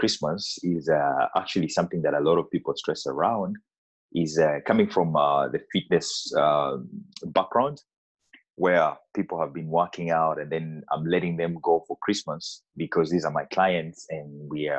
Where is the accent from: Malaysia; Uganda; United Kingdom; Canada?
Uganda; now in Denmark; I come from Uganda, which is an East African country.